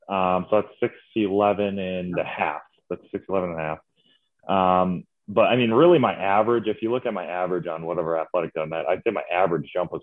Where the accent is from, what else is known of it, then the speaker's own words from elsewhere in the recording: Green Lake, Wisconsin, United States; moved away as an adult; So I'm actually from Wisconsin, born and raised in Wisconsin, a small town called Green Lake, Wisconsin. It's actually the deepest lake in Wisconsin. Fun fact. Right. So yeah, I had 900 people in my town.